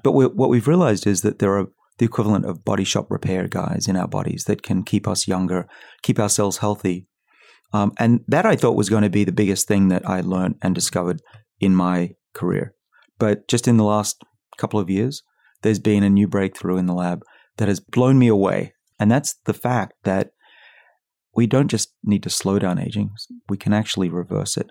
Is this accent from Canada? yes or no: no; Australia; now in United States; I'm from Australia